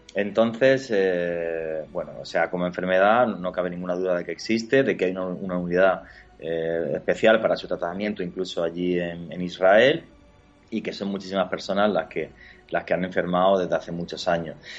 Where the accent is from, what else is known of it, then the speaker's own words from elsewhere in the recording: Granada, Andalusia, Spain; Granada, que es mi tierra